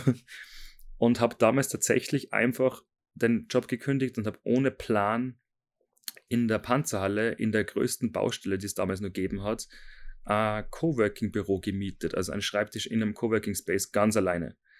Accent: Seekirchen am Wallersee, Salzburg, Austria; habe dann eine Lehrstelle gefunden in Seekirchen, ähm, wo ich herkomme

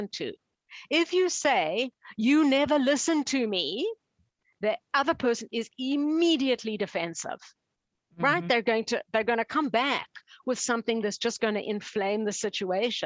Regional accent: Canada; I'm from Canada

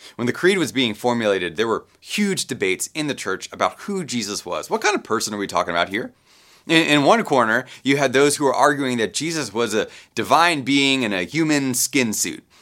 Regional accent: Baltimore, Maryland, United States; I grew up Roman Catholic in Baltimore

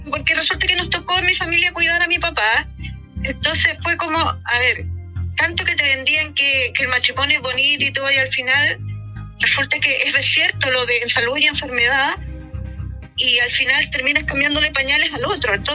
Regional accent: Chile; Y yo soy chilena y latinoamericana y por lo tanto dije no.

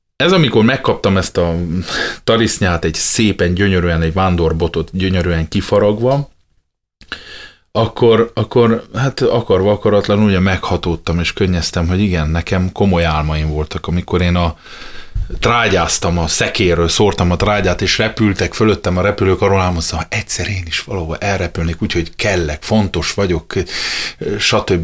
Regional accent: Miercurea Ciuc, Harghita County, Romania; moved away as an adult; also born or lived in Remetea (Gyergyóremete), Romania / Oradea, Romania / Budapest, Hungary / United States; now in Fót, Hungary; Gyergyó remetén születtem, Csíkszeredában nőttem föl, aztán jött Nagyvárad, és jött Budapest

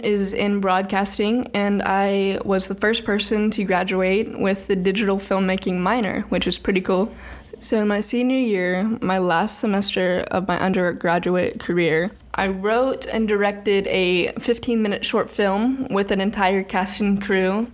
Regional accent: Birmingham, Alabama, United States; I grew up in Birmingham, which is not like the rest of Alabama.

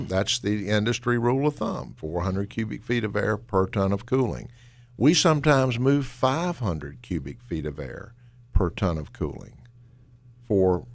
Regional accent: Winston-Salem, North Carolina, United States; I grew up in Winston-Salem. I'm one of the few North Carolinian natives you've probably ever met.

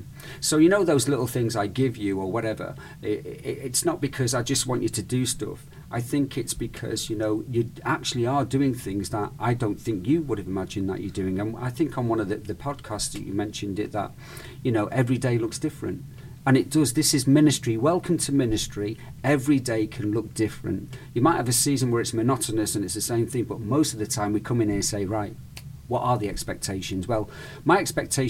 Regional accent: United Kingdom; also born or lived in Spain; now in United States; I'm British, right? Or I'm Spanish, Mediterranean

